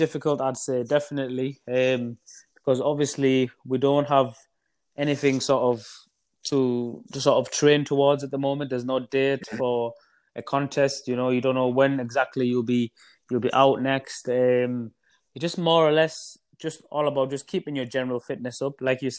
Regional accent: Middlesbrough, North East England, United Kingdom; a small town called Middlesbrough in the northeast of England.

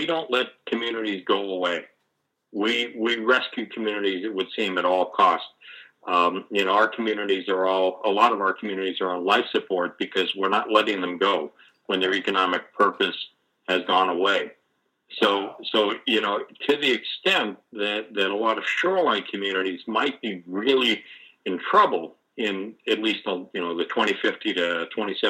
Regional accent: Boston, Massachusetts, United States; I grew up in Boston, pretty close to and for a time right on Boston Harbor

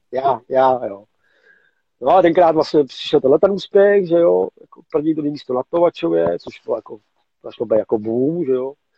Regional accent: Mladá Boleslav, Central Bohemian Region, Czechia; jsme Boleslaváci, Michali z Boleslavě, jsme prostě kousek od sebe

